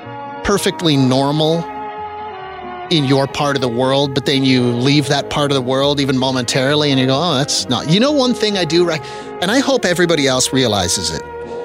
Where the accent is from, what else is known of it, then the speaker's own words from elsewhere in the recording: Quebec, Canada; I grew up in Quebec.